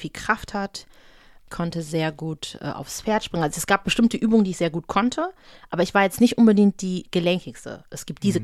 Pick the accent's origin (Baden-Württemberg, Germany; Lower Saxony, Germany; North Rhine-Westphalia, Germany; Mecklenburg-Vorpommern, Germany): North Rhine-Westphalia, Germany; Düsseldorf; also ich bin in Düsseldorf aufgewachsen